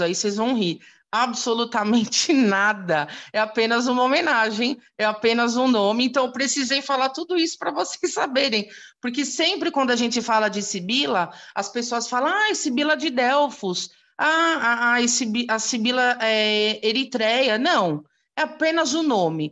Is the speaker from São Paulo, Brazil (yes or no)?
yes; São Paulo, Brazil; sou de São Paulo, capital